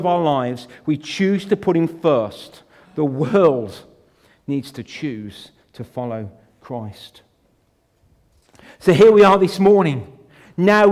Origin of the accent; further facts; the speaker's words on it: United Kingdom; We're born British